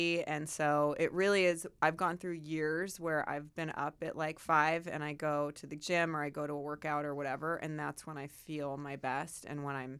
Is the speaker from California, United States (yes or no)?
yes; Santa Barbara, California, United States; born there; And then ended up in Santa Barbara, and that's where I was born.